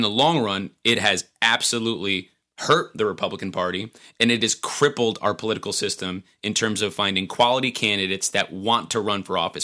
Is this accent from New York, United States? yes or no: yes; Montgomery, New York, United States; my hometown, the town of Montgomery.